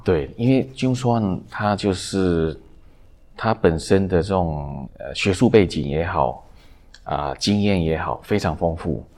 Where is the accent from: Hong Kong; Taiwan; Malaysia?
Taiwan; also born or lived in Nanjing, China; 我们就回来台湾